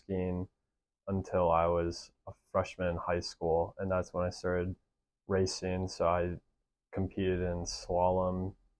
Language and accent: English; Wisconsin, United States; moved away as an adult; now in Utah, United States; And I'm from Wisconsin.